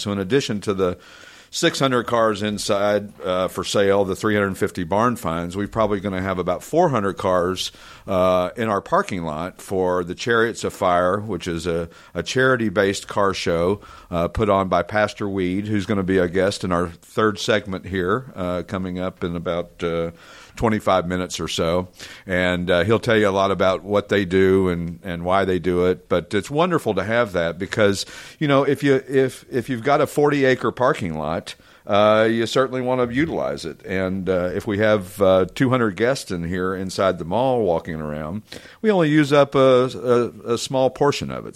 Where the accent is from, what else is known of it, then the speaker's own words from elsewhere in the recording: East Tennessee, United States; moved away as an adult; also born or lived in Branson, Missouri; growing up in East Tennessee, there was a lot of cool cars